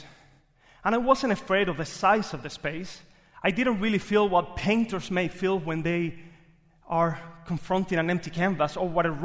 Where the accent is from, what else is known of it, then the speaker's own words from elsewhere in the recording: Cuba; English is a second language; moved away as an adult; now in Jacksonville, United States; I was born in Cuba